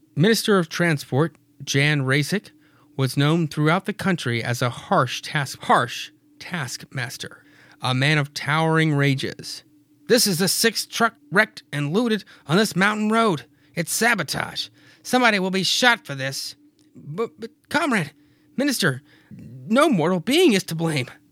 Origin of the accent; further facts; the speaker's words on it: Freeport, Louisiana, United States; I am from Freeport, Louisiana